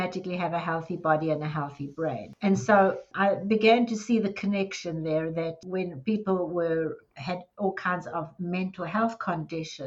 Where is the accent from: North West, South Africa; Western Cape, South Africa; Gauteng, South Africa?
Gauteng, South Africa; Johannesburg; moved away as an adult; now in Dallas, United States; I was born in South Africa in Johannesburg, and I spent the largest part of my life there. And then I've been in the US in Dallas for 22 years